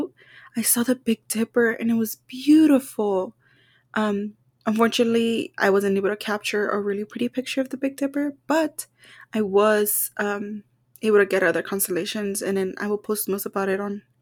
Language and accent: English; Texas, United States; we're from Texas